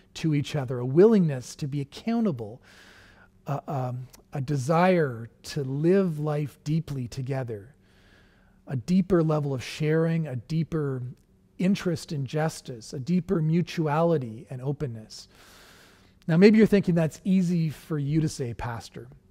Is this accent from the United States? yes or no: no; Canada; being Canadian